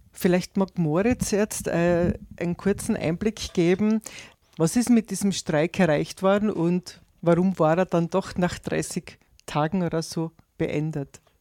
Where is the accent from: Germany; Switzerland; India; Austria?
Austria; bei uns in Österreich